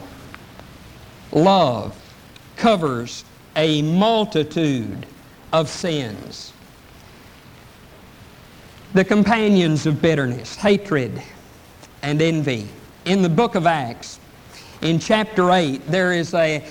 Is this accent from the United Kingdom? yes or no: no; East Texas, United States; I'm from East Texas